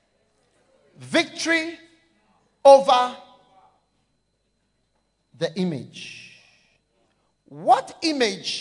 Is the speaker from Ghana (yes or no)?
yes; Ghana